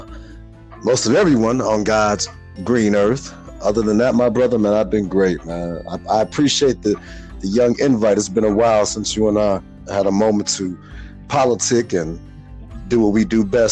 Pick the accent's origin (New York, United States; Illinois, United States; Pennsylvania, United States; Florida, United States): Illinois, United States; Chicago; moved away; also born or lived in the South; being born and raised in Chicago, Illinois, Wild Hundreds